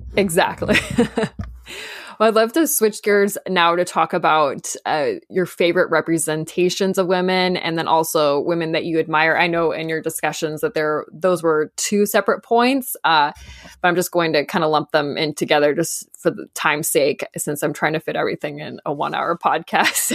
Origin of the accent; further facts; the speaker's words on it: Southern California, United States; I grew up in Southern California